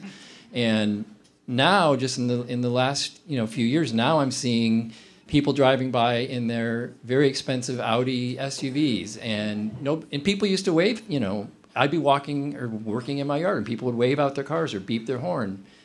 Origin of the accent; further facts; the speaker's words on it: Berea, Ohio, United States; also born or lived in Akron, Ohio / Cuyahoga Falls, Ohio / Medina, Ohio; now in Cleveland, United States; I had um, pretty much always been a suburban kid. I grew up in Berea